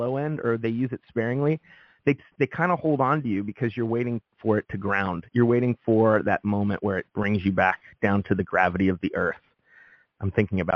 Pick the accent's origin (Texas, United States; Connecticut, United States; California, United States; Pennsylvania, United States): Pennsylvania, United States; Pittsburgh; now in San Francisco, United States; I'm from Pittsburgh